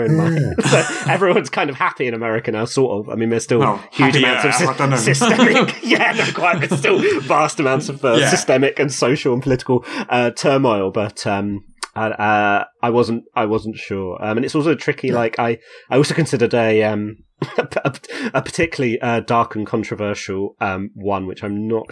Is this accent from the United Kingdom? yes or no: yes; England, United Kingdom; I'm English